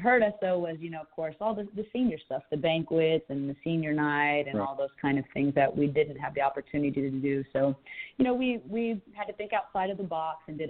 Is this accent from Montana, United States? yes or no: no; Corpus Christi, Texas, United States; also born or lived in San Antonio, Texas / Orlando, Florida / El Paso, Texas; now in Fort Worth, United States; I'm originally from Corpus Christi, Texas, so way down south.